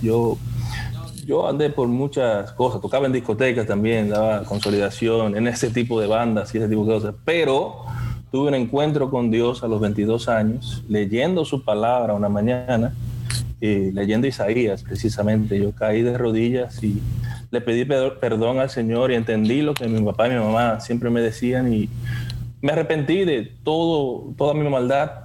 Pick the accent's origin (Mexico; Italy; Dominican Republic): Dominican Republic; now in Pennsylvania, United States; yo estoy acá en Pensilvania, yo soy dominicano, vengo de la República Dominicana también, como mis compañeros